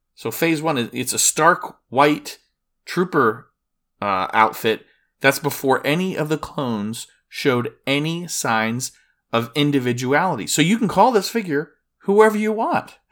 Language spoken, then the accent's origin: English; Disney World area, Florida, United States; I'm from Disney World, the Disney World area